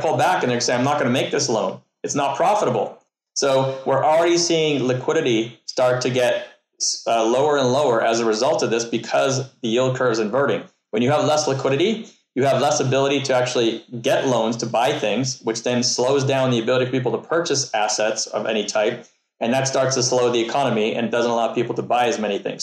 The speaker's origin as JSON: {"language": "English", "country": "Canada", "said": "I'm from Canada"}